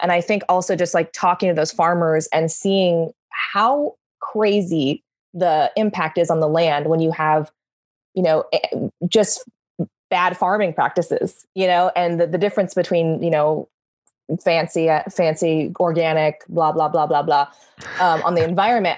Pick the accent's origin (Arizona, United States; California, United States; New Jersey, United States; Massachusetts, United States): California, United States; I'm very Californian in that way